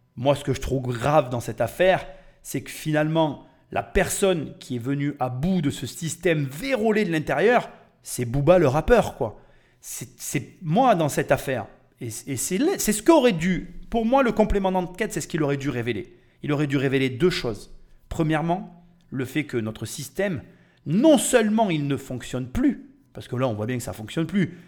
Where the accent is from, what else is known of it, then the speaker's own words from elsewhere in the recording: France; Je suis Français. Nous, les Français